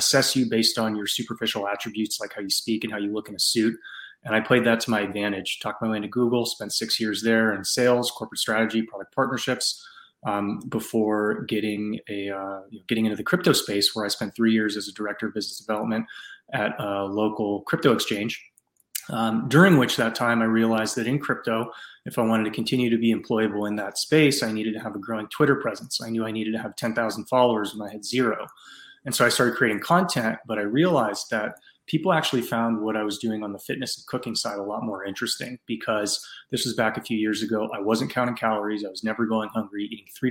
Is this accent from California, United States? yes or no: yes; San Francisco Bay Area, California, United States; I grew up in the San Francisco Bay Area